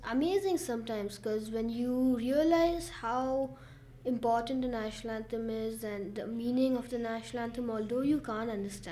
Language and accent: English; Bangalore, Karnataka, India; I'm from Bangalore, India